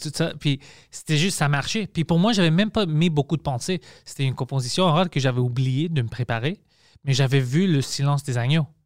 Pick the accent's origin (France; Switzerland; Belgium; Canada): Canada; Montreal, Quebec; French is a second language; je viens de Parc Extension